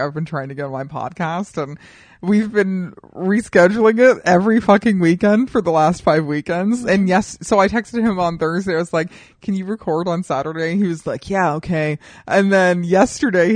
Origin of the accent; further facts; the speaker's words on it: Colorado Springs, Colorado, United States; now in Los Angeles, United States; where I grew up in Colorado Springs, there's Memorial Park